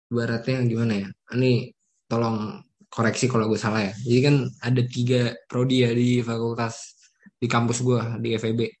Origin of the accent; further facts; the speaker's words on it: South Tangerang, Banten, Indonesia; asal sekolah gue dari SMA 10 Tangerang Selatan kalau tau namanya Nepul. Terus gimana gue bisa kenal Samir karena karena gue satu kompleks sama Samir terus rumah gue cuman beda berapa RT berapa blok